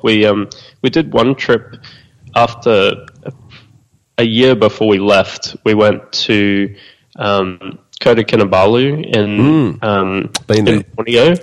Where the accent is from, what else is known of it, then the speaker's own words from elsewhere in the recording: Australia; being Australian